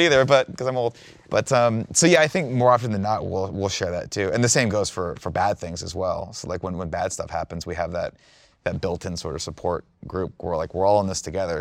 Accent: Riverside, California, United States; also born or lived in Fontana, California; I was driven back to Riverside, where's where my house was.

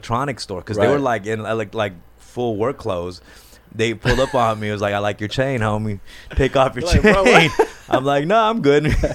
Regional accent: Los Angeles, California, United States; also born or lived in Argentina; growing up in Los Angeles

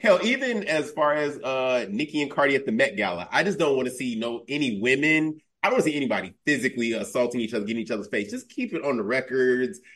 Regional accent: Chicago, Illinois, United States; I'm born and raised in Chicago

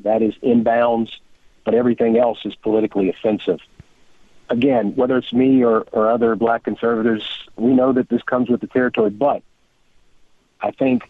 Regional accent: Kentucky, United States; I grew up in Hardin County, which is about 40 minutes south of Louisville, Kentucky.

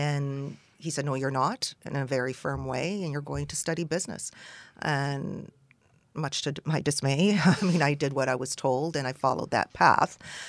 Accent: Montreal, Quebec, Canada; also born or lived in Athens, Greece; Well, I was born in Athens to a Greek mother and an Egyptian father, and we immigrated when I was 6 months old to Montreal.

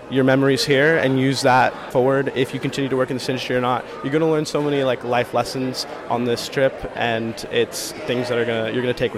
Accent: Palm Springs, California, United States; I'm from Palm Springs, California

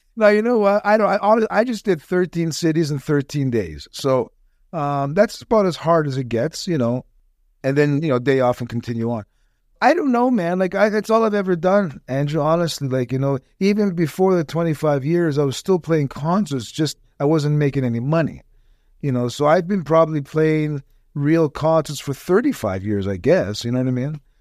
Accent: Toronto, Ontario, Canada; moved away as an adult; now in Tampa, United States; I was born and raised right on the Danforth in Toronto

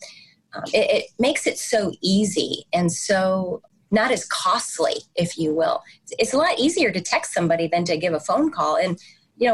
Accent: St. Louis, Missouri, United States; moved away; also born or lived in East Coast; I'm a Midwesterner transplanted to the East Coast. I grew up in St. Louis, Missouri

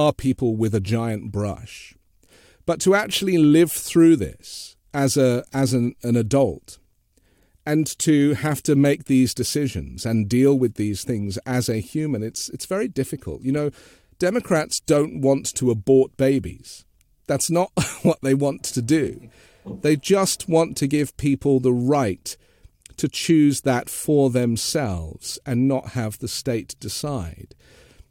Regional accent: London, United Kingdom; moved away as an adult; now in United States; But I grew up in London, so I grew up in a multi-faith, multicultural, multinational city.

